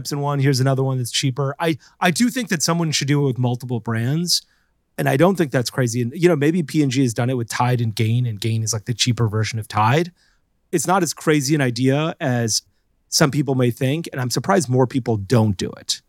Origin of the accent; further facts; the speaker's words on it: Florida, United States; I grew up in Florida